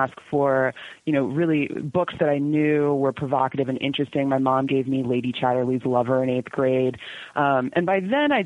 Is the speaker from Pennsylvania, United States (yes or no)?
no; Atlanta, Georgia, United States; also born or lived in Canton, Georgia; I grew up in Atlanta, Georgia. I was born in Atlanta